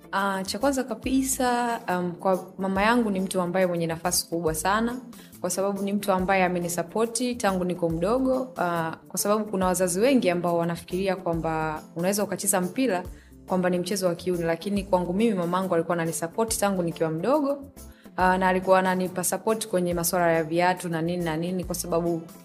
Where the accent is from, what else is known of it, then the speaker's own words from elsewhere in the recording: Morogoro, Morogoro Region, Tanzania; mi kwetu ni Morogoro, Morogoro mjini.